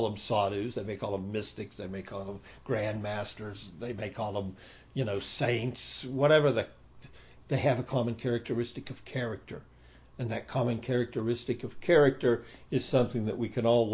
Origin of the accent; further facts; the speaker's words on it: United States; moved away; I came from America, and I was born in a Malecha family, and I grew up as a meat eater